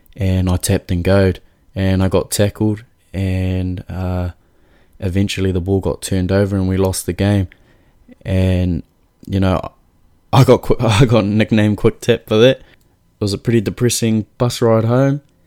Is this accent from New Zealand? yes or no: yes; Auckland, New Zealand; I was born in Auckland